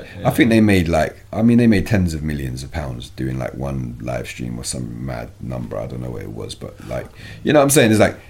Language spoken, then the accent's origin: English; United Kingdom; You see, in America, yeah, as a British rapper, like, no agent has to give a fuck about you